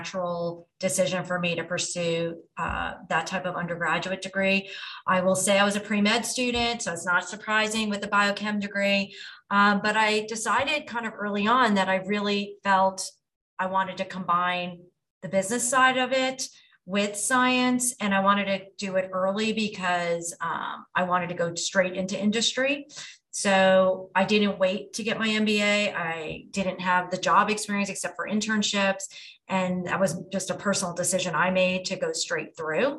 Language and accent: English; United States; moved away as an adult; also born or lived in New Jersey; now in Atlanta, United States; I'm in Atlanta now, but at the time I grew up in New York and New Jersey